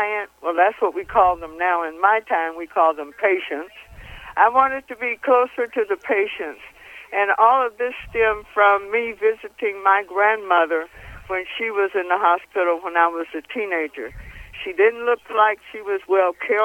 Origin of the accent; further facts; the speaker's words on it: Ohio, United States; moved away as an adult; now in Las Vegas, United States; I was born in Ohio, and that's where I did my training as an LPN and as an RN